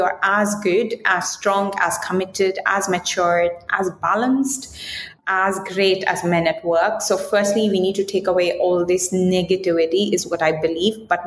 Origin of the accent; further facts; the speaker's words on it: India; moved away as an adult; also born or lived in United Kingdom; I'm coming from India.